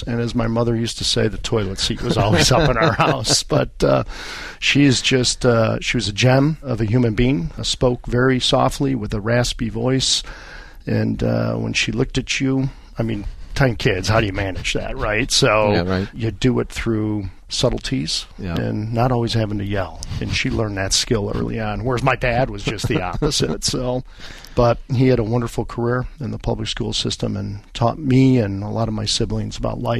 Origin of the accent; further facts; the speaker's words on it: Niles, Illinois, United States; also born or lived in Chicago; I was born in the city of Chicago, the great city of Chicago, raised in a northern suburb, Niles, kind of a blue-collar community.